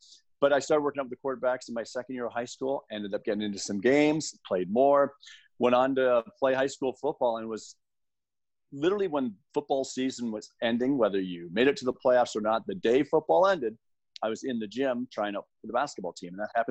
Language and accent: English; Windsor, Ontario, Canada; I was. Both my wife and I were born and raised like within 3 kilometers of where we live right now.